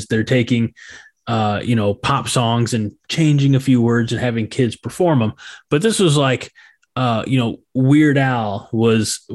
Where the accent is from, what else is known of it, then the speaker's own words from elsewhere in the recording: St. Louis, Missouri, United States; growing up in the St. Louis area, we had a radio station that I listened